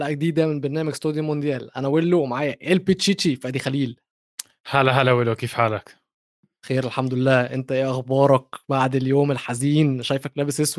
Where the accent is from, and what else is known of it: Egypt